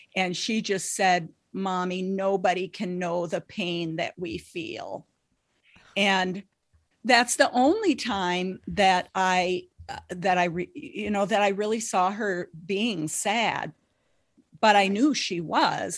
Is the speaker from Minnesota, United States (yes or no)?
yes; Lake of the Woods, northern Minnesota, United States; I grew up in Lake of the Woods in northern Minnesota